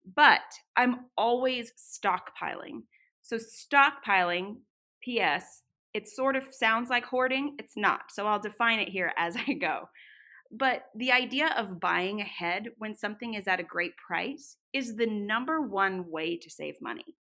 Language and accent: English; Northern California, United States; now in Boise, United States; I grew up in Northern California